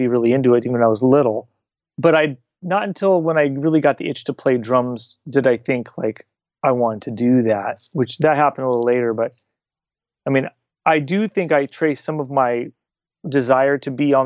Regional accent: California, United States; also born or lived in Buffalo, New York; So we moved to California when I was a toddler.

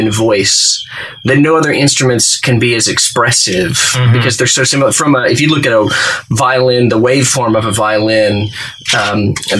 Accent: Fort Worth, Texas, United States; now in Nashville, United States; So I grew up in Texas, Fort Worth, Texas, 6th Avenue to be precise, in Fort Worth, Texas, in the Ryan Place neighborhood.

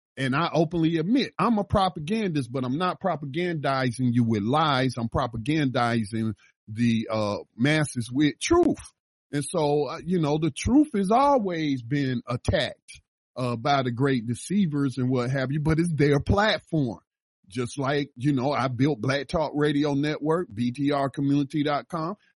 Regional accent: the South, United States; moved away; I lived in the South. I was born in the South

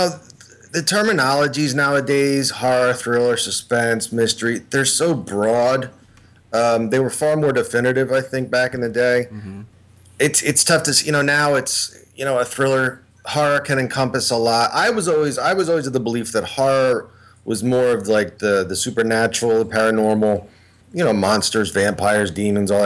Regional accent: near the Philadelphia area, Pennsylvania, United States; born and raised in Pennsylvania, near the Philadelphia area

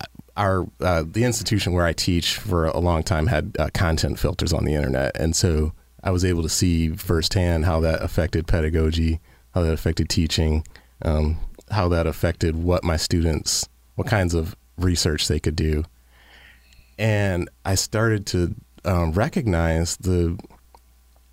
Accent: Detroit, Michigan, United States; living in Detroit or coming from growing up in Detroit

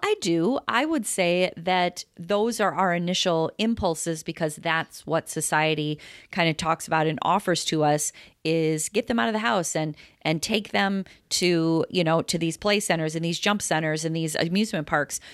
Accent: Chicago, Illinois, United States; we're from Chicago, Todd

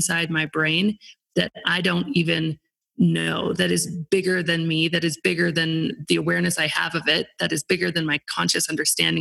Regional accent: Aspen, Colorado, United States; my hometown, Aspen

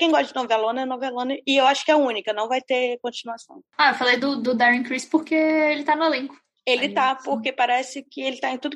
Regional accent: Brazil; ou não sei se é porque sou brasileiro.

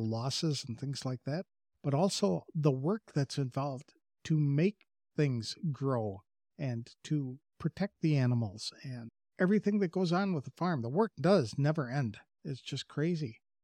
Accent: Wisconsin, United States; moved away; I come from Wisconsin, and there are a lot of farm families up there

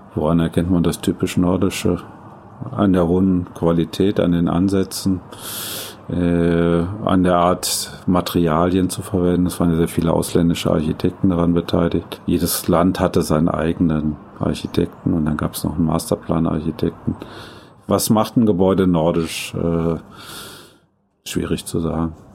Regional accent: Düsseldorf, North Rhine-Westphalia, Germany; moved away; also born or lived in Japan; nun komme ich aus Düsseldorf

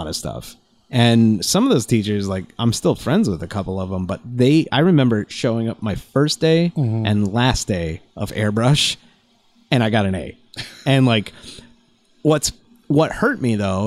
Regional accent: Scranton, Pennsylvania, United States; now in Minneapolis, United States; I grew up in Scranton, which is like mm-hmm. a coal mining town.

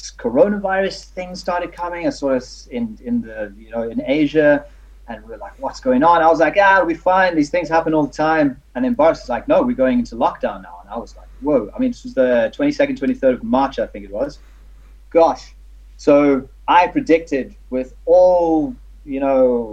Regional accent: South Africa; now in United Kingdom; I'm South African

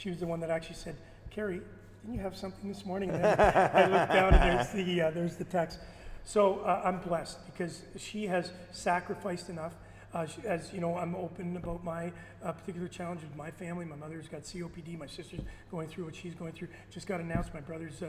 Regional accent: Winnipeg, Manitoba, Canada; moved away; also born or lived in Toronto; I'm from Winnipeg

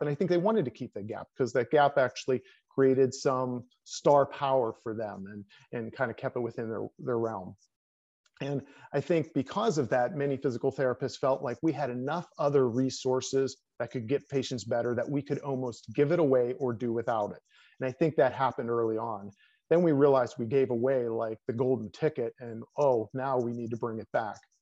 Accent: Pennsylvania, United States; moved away as an adult; also born or lived in New York / Colorado Springs; I came back to my home state of Pennsylvania

